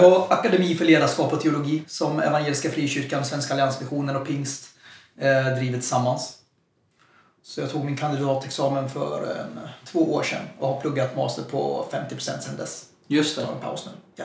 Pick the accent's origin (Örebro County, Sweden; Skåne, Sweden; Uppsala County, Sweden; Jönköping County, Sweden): Jönköping County, Sweden; Jönköping; also born or lived in Stockholm; jag är född i Stockholm och flyttade till Jönköping. Jag var väldigt ung, så jag, jag är Jönköpingsbo in i märg och ben